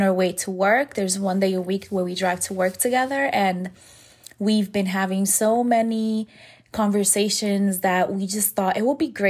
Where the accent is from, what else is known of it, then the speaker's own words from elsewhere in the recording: New York City, New York, United States; moved away; We're both originally from New York City